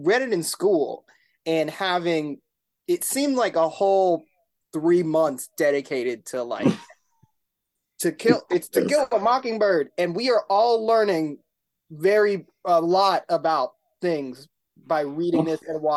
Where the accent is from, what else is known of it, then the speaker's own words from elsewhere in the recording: Salt Lake City, Utah, United States; also born or lived in Philadelphia, Pennsylvania; I grew up in Salt Lake City, Utah